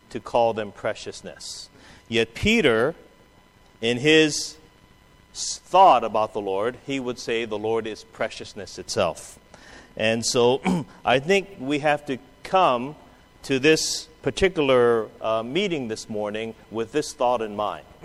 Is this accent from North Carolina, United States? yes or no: no; Hawaii, United States; My great grandmother, you know, we're from Hawaii. My great grandmother was a picture bride.